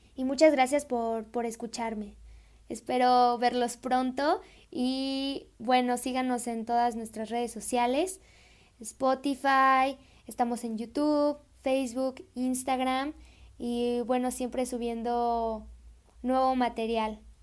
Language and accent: Spanish; Celaya, Guanajuato, Mexico; yo soy de Celaya, yo soy de Celaya, Guanajuato